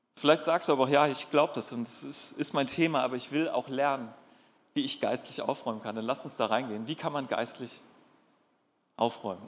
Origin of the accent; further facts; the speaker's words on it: North Sea coast, Germany; now in Darmstadt, Germany; Und ich bin an der Nordsee groß geworden